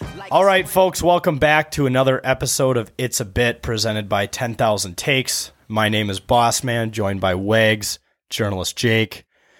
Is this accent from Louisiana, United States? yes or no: no; Wisconsin, United States; In Wisconsin. I was born here. I grew up in Wisconsin.